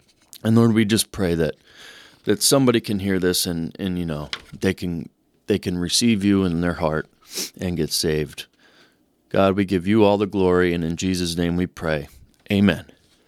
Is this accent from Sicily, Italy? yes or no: yes; Sicily, Italy; now in United States; I came from Sicily, Italy. We were a small community, and if a person did wrong, they were looked upon as a castaway. I loved my town and the people. We were poor, but we were proud of our heritage and culture.